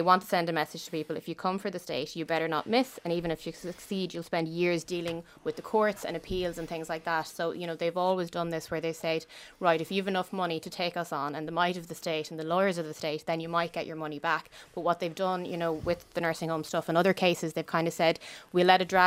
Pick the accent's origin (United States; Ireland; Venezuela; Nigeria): Ireland; Sligo, Connacht; moved away; I'm from Sligo originally. I can't really move back home